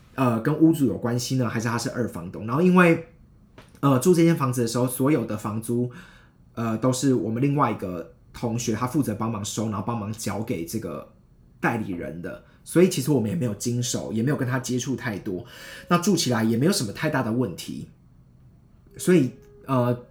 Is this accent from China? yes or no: no; Taichung, Taiwan; moved away as an adult; also born or lived in Hsinchu; 我是台中上来新竹